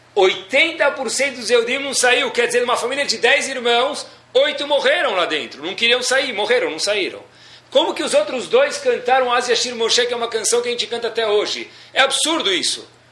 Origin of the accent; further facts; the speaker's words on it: Brazil; nós somos brasileiros